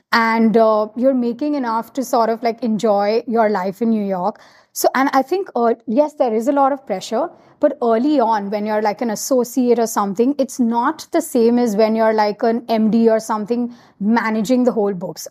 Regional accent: Kolkata, West Bengal, India; moved away as an adult; also born or lived in United States; now in Mumbai, India; I grew up in Calcutta, and I'm so proud about, like, you know, just being from Calcutta.

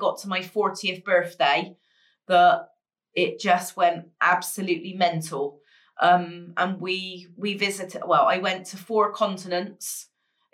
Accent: England, United Kingdom; I was born in the July in England. We start school in a September

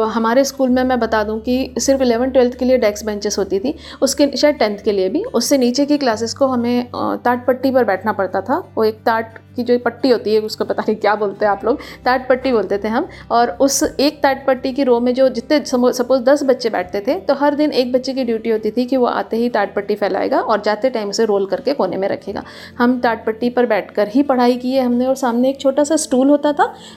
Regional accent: Bhopal, Madhya Pradesh, India; मैं भोपाल से हूँ तो गर्मी वहाँ काफ़ी पड़ती थी

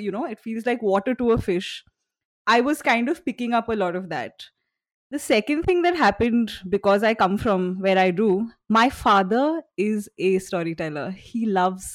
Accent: Guwahati, Assam, India; also born or lived in Shillong, Meghalaya, India; I was born in Shillong and I was brought up in Guwahati. So these are cities in Northeast India

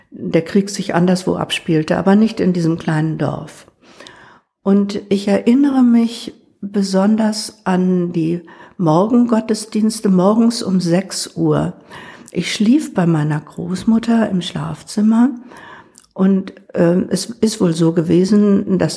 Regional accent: Wrocław, Lower Silesian Voivodeship, Poland; born there; Ich bin keine Hannoveranerin, sondern ich stamme aus Schlesien. Ich bin in Breslau geboren

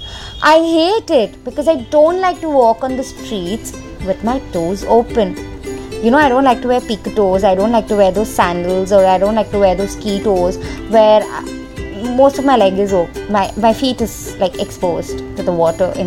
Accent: Mumbai, Maharashtra, India; I'm from Mumbai, but I mean, can I just call it Bombay, because I think I'm more comfortable as Bombay

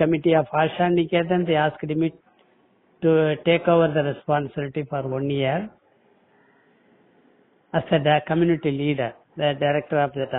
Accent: Thanjavur district, Tamil Nadu, India; I am from Tanjavur district, very remote village.

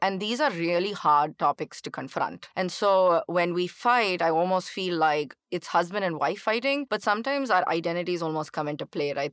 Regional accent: Chennai, Tamil Nadu, India; moved away as an adult; now in United States; growing up in India, especially in Chennai

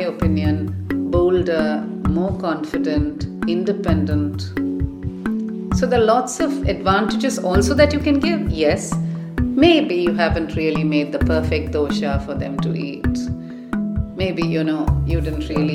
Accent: Chennai, Tamil Nadu, India; moved away as an adult; also born or lived in Delhi; I grew up in Madras, which is, as you can imagine, a good place to grow up

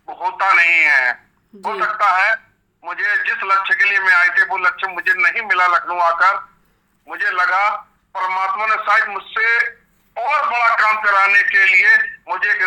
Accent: Etawah, Uttar Pradesh, India; मैं इटावा का रहने वाला हूँ

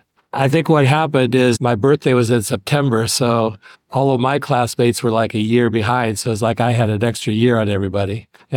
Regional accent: Fort Wayne, Indiana, United States; also born or lived in New Haven, Indiana; Southeast Fort Wayne, Village Woods.

